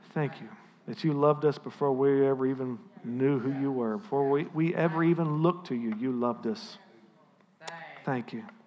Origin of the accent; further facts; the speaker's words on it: United States; as your pastor and as an American